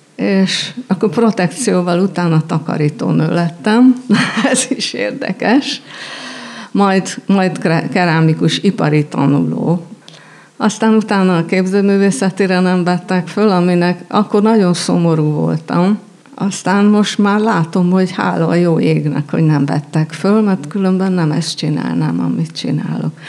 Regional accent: Budapest, Hungary; végig jártuk Budapest majd minden kerületét, és az általános iskolát négy, négy iskolába jártam

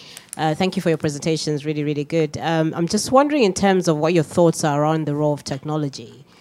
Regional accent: Zambia; moved away; I'm from Zambia as well. Originally

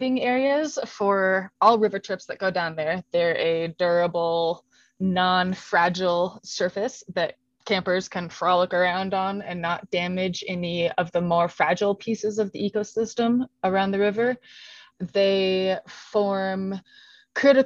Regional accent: outside Seattle, Washington, United States; moved away as an adult; also born or lived in Walla Walla, Washington; now in Flagstaff, United States; I grew up outside Seattle

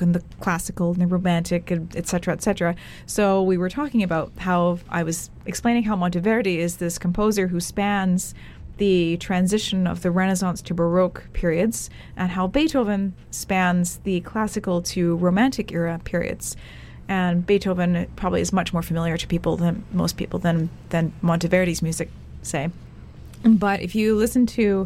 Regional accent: Western Canada, Canada; also born or lived in England / Abu Dhabi, UAE / Dubai, UAE; When I got to England, I was like, oh, I'm very much Canadian.

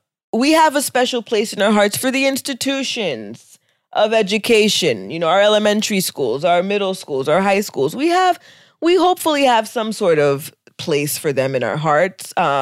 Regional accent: United States; For me, you know, the other thing about being Haitian American is that our parents

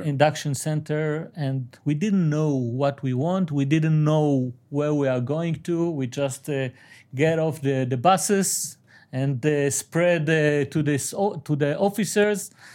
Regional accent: Aleppo, Aleppo Governorate, Syria; I'm from Halep

